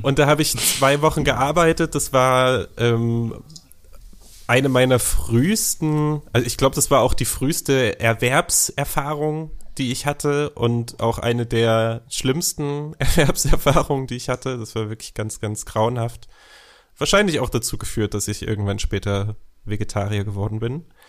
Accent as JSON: {"language": "German", "region": "eastern Germany", "country": "Germany", "tie": "born or raised there", "said": "ich bin genauso wie du im Osten geboren und aufgewachsen"}